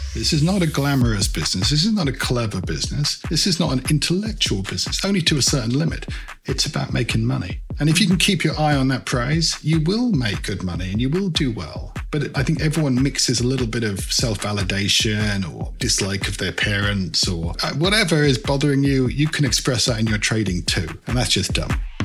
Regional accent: London, United Kingdom; also born or lived in British Guiana; I grew up in the UK.

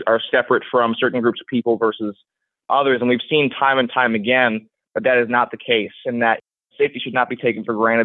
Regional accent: New York, New Jersey, East Coast, United States; I grew up on the East Coast, New York, New Jersey

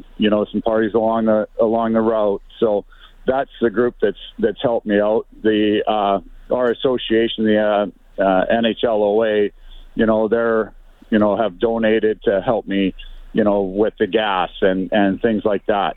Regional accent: Canada; as a Canadian kid

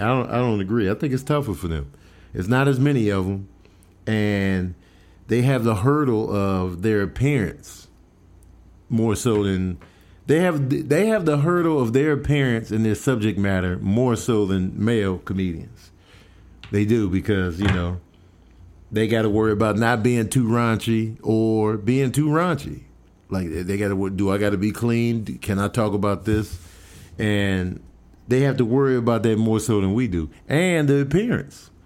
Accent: Chicago, Illinois, United States; now in Los Angeles, United States; I'm from Chicago

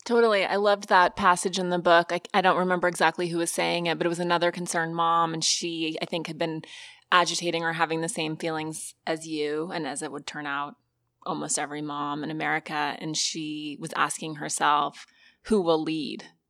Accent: Montana, United States; moved away; I'm from Montana

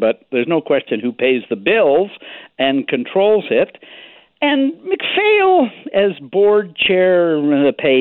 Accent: Nanaimo, British Columbia, Canada; when I was growing up in Nanaimo

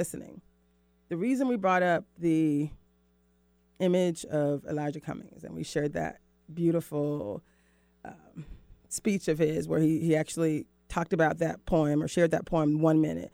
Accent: Florida, United States; moved away as an adult; now in Washington, United States; I'm from Florida

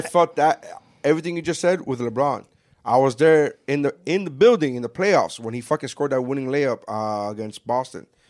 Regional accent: Nicaragua; now in United States; I'm from Nicaragua

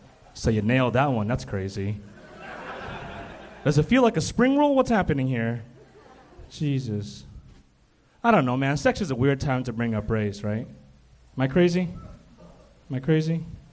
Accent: United States; I was born in America.

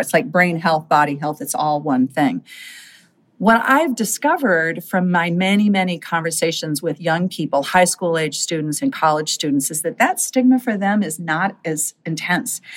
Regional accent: Minnesota, United States; my home state of Minnesota

